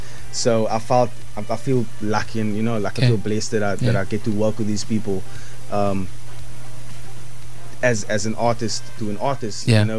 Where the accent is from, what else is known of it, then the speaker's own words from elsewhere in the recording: South Africa; You know, a lot of people actually don't know that I was from South Africa.